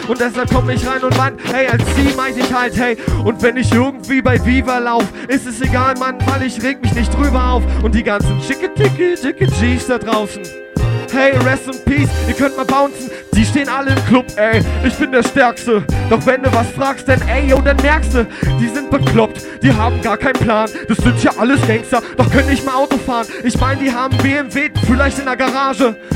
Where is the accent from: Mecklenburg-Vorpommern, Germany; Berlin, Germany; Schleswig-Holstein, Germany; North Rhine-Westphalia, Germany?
Berlin, Germany; ich bin Berliner